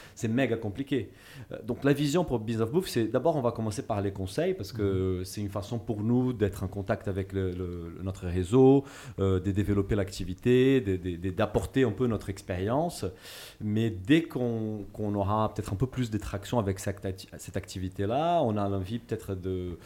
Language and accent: French; Brazil; moved away; Je suis brésilien et je, suis, ma famille en fait, est d'origine portugaise